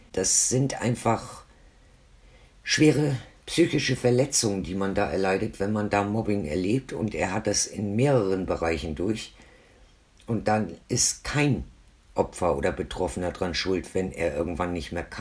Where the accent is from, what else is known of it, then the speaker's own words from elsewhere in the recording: Hamburg area, Germany; born there; now in Franconia, Germany; ich bin ja ursprünglich auch aus dem Norden. Also ich bin ursprünglich geboren in der Nähe von Hamburg, wohne aber jetzt schon seit 1979 hier im schönen Franken.